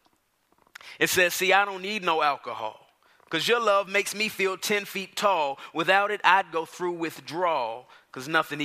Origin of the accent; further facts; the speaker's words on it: Dallas, Texas, United States; now in Atlanta, United States; I grew up in Dallas, Texas.